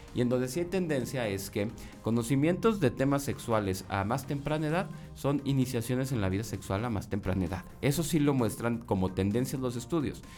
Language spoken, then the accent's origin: Spanish; Coahuila, Mexico; la historia de Coahuila, ¿no? O de mi tierra